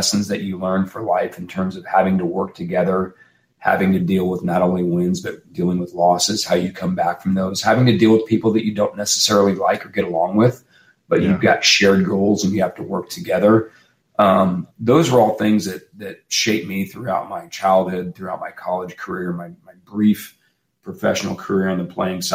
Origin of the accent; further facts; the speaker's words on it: Omaha, Nebraska, United States; I grew up in Omaha, Nebraska